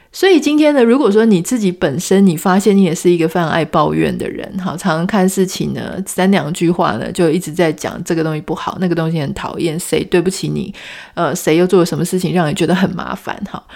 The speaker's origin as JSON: {"language": "Chinese", "country": "Taiwan", "said": "从小在台湾长大"}